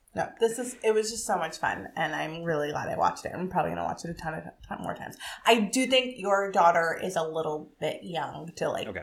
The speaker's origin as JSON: {"language": "English", "town": "Ottawa", "region": "Ontario", "country": "Canada", "tie": "born or raised there", "said": "I grew up in Ottawa, but I was a Canadian kid in that time"}